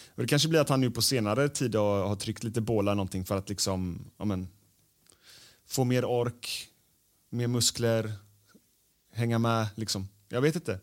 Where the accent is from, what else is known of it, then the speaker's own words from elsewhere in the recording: Gothenburg, Västra Götaland, Sweden; Jag är ju från Göteborg.